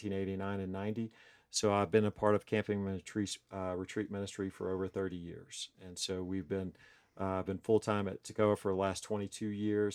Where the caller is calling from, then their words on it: Hendersonville, North Carolina, United States; So we are coming from Hendersonville, North Carolina, which if you're familiar with North Carolina, it's right below Asheville in the mountains, Smoky Mountains of North Carolina.